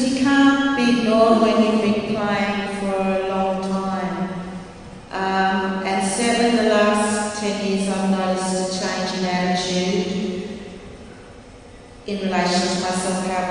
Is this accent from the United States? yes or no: no; Australia; as a Australian woman